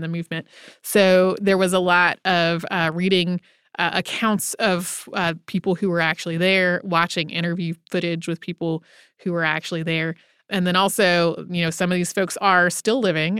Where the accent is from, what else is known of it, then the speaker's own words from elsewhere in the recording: North Carolina, United States; I grew up in North Carolina, our North Carolina history class